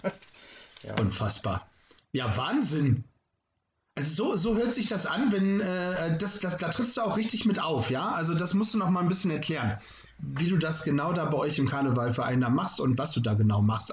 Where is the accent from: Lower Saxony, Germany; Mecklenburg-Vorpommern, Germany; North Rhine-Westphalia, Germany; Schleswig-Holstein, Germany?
Lower Saxony, Germany; Lunestedt; als Jugendlicher haben wir immer den Lumpenball gehabt bei uns in Lunestedt